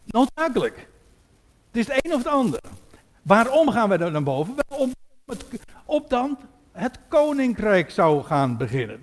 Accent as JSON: {"language": "Dutch", "town": "Katwijk", "region": "South Holland", "country": "Netherlands", "said": "ik kom uit Katwijk"}